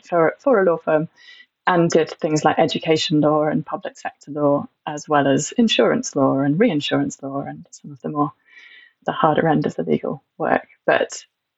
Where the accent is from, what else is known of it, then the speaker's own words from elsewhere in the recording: Stroud, South West England, United Kingdom; I grew up in Stroud, where there's a strong activist community